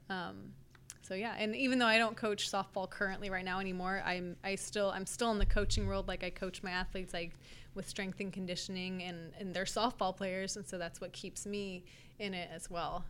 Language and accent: English; Merced, California, United States; now in Sacramento, United States; I'm from Merced, California